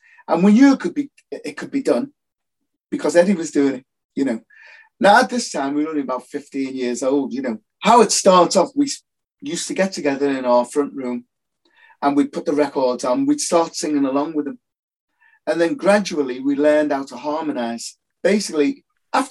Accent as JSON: {"language": "English", "town": "Liverpool", "region": "North West England", "country": "United Kingdom", "tie": "born or raised there", "said": "I grew up in Toxteth in Liverpool."}